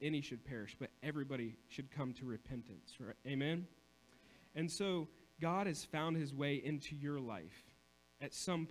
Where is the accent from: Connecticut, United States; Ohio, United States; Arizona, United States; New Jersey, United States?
Ohio, United States; Coshocton; also born or lived in Cambridge, Ohio; I lived in Coshocton. I was born in Coshocton.